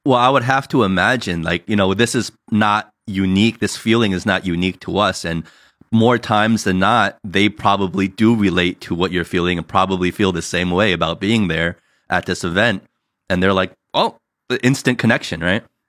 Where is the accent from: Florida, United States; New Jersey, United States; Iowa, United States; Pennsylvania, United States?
New Jersey, United States; now in California, United States; us growing up in Jersey